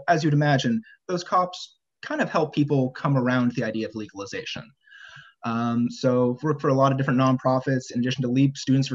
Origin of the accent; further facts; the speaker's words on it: the Bay Area, California, United States; also born or lived in Santa Cruz, California; growing up in California and the Bay Area.